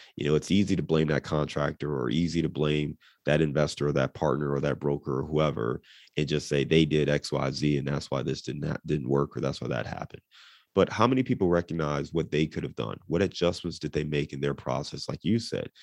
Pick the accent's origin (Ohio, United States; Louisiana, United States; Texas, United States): Ohio, United States; Cleveland; moved away as an adult; also born or lived in Dayton / Chicago / Detroit; now in Cincinnati, United States; I was born and raised in Cleveland